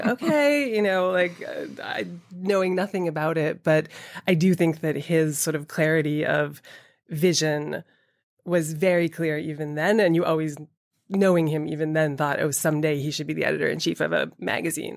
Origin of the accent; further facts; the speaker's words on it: Boston, Massachusetts, United States; also born or lived in Atlanta, Georgia; I grew up, I was born in Atlanta and then my parents moved to Boston uh, when I was seven, I suppose, so the suburbs of Boston